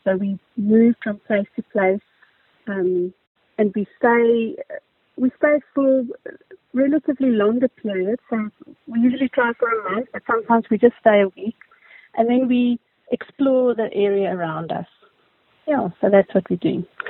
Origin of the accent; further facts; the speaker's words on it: Daleside, Gauteng, South Africa; I grew up in Daleside.